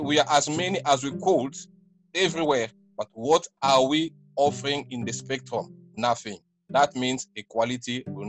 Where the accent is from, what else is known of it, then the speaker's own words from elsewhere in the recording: Angola; But she's a Sudanese. How can she be my brother? I'm from Angola or something like that.